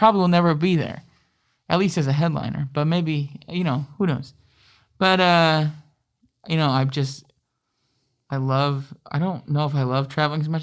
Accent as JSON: {"language": "English", "area": "Saginaw / Midland", "region": "Michigan", "country": "United States", "tie": "born or raised there", "also_born_or_lived": "Grand Rapids, Michigan / Kalamazoo, Michigan", "said": "I was adopted at 3 weeks old to my family who lived in Saginaw"}